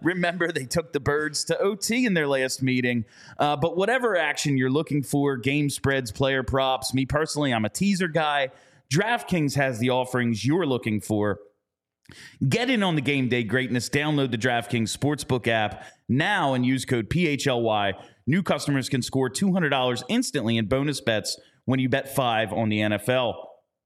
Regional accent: New Jersey, United States; We're from New Jersey.

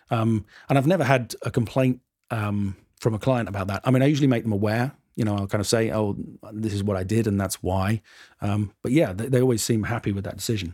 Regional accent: United Kingdom; I'm too British

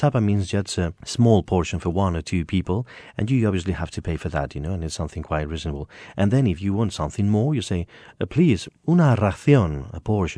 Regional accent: Madrid, Community of Madrid, Spain; born there; It's difficult for me because I was born in Madrid City.

